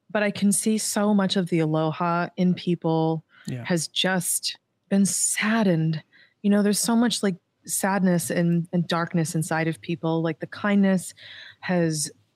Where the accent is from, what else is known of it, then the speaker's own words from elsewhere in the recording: Massachusetts, United States; moved away as an adult; now in Hawaii, United States; I'm from Massachusetts